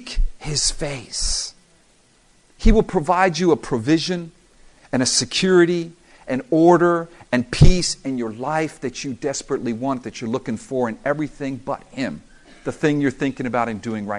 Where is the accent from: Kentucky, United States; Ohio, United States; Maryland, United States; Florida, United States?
Florida, United States; South; I'm from South Florida